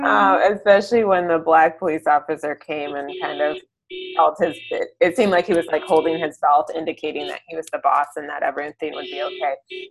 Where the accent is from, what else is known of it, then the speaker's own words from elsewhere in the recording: Nigeria; And so we're very Nigerian in many ways, right?